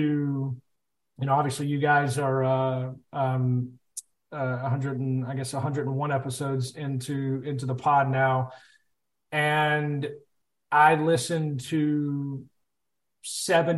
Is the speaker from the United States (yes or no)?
yes; United States; being an American football coach for so long